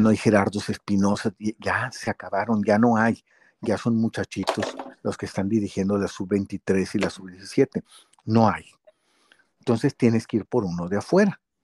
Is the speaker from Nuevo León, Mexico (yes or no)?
no; Guadalajara, Jalisco, Mexico; moved away; yo salí en los juegos de Chivas ahí como niñito, allá en Guadalajara